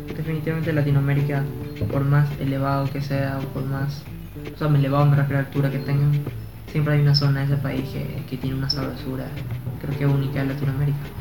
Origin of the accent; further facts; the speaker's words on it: Guayaquil, Guayas, Ecuador; de mi ciudad, de donde yo vengo